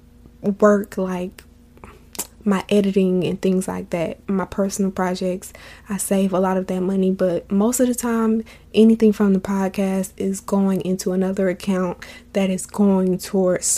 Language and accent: English; Florida, United States; I'm from Florida